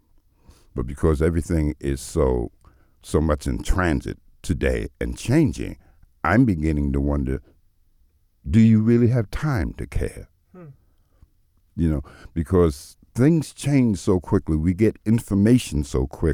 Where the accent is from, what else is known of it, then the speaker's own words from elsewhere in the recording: New York City, New York, United States; now in Saint John, Canada; I'm from New York City